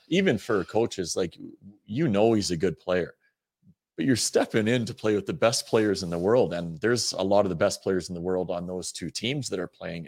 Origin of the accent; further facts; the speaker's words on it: Western Canada, Canada; moved away; we're from Western Canada too.